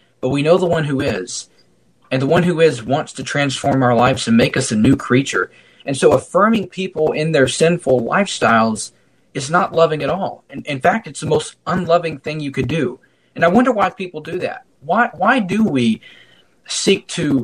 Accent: United States; as an American

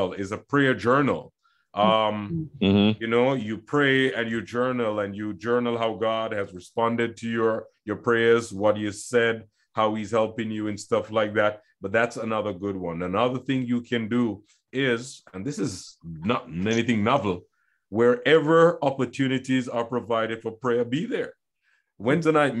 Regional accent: Jamaica; I grew up in Jamaica

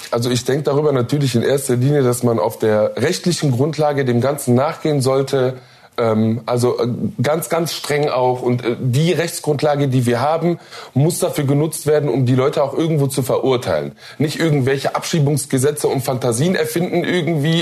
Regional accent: Duisburg, North Rhine-Westphalia, Germany; born or raised there

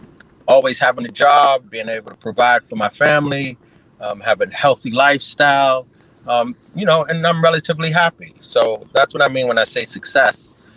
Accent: Harlem, New York, United States; but because I'm from Harlem, I say Harlem.

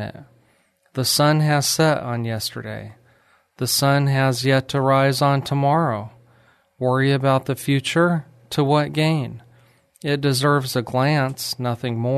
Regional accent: New Mexico, United States; moved away as an adult; also born or lived in Ruidoso, New Mexico / Alamogordo, New Mexico / Lubbock, Texas; now in Texas, United States; I'm from New Mexico, but I love Texas. I was born in Ruidoso, New Mexico, which is a small ski

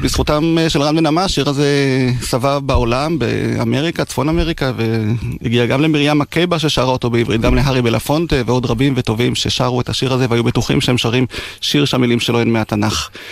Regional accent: Degania Alef, Northern District, Israel; נולדתי וגדלתי בקיבוץ דגניה א'

